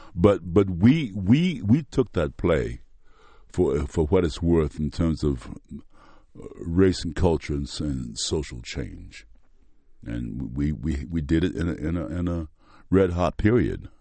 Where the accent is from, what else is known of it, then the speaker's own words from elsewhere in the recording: Mississippi, United States; accent: Mississippi; moved away; I'm using my Mississippi accent, the one I use when I go home to Tate County.